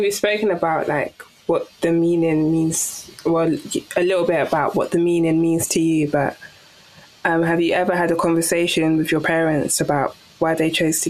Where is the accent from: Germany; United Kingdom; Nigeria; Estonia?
Nigeria; from one being Nigerian